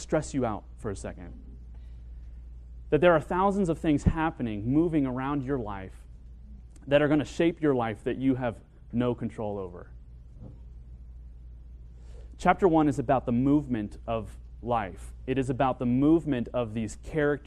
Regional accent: Kentucky, United States; moved away as an adult; now in Tucson, United States; I left to my hometown of Kentucky and started school there.

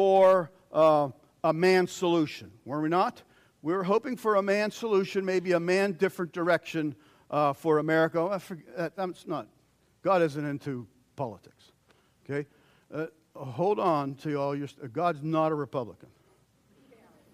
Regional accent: United States; as American Christians

